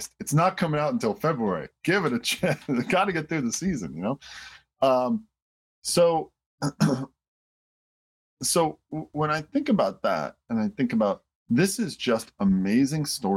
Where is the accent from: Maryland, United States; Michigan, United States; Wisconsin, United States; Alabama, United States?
Michigan, United States; Detroit; I grew up in Detroit